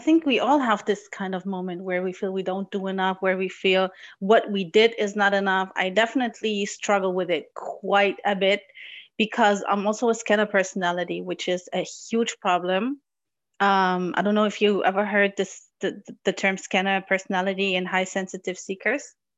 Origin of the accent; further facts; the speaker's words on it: Morocco; now in Germany; I was born in Morocco and I do speak Arabic and I'm very close to my culture